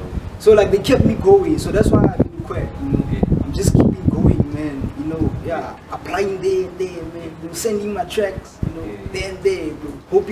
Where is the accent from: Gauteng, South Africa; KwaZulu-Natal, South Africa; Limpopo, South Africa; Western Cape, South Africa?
Gauteng, South Africa; Kagiso; I'm from Kagiso.